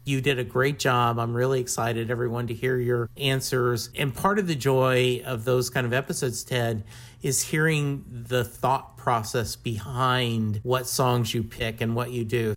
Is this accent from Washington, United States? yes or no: no; Louisiana, United States; We are both from Louisiana